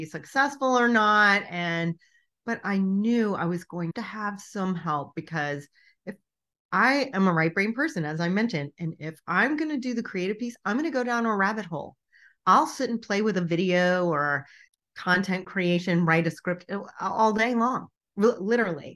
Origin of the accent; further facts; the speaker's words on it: Richmond, Virginia, United States; my hometown